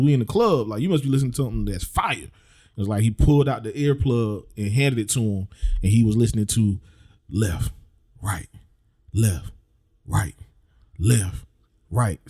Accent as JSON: {"language": "English", "town": "Manning", "region": "South Carolina", "country": "United States", "said": "I'm from Manning"}